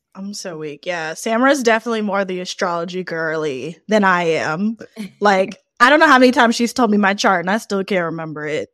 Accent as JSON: {"language": "English", "town": "New Orleans", "region": "Louisiana", "country": "United States", "said": "I'm from New Orleans"}